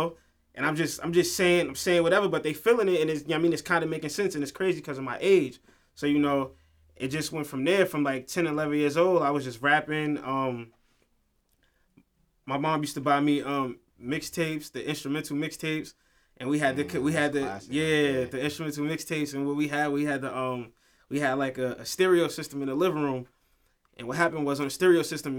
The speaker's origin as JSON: {"language": "English", "town": "White Plains", "region": "New York", "country": "United States", "tie": "born or raised there", "said": "I'm from White Plains, born and raised, South Lexington"}